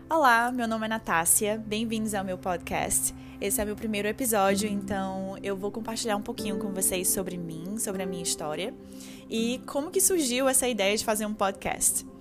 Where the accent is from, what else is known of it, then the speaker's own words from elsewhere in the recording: Fortaleza, Ceará, Brazil; moved away; em uma empresa grande lá em Fortaleza, onde eu, de onde eu vim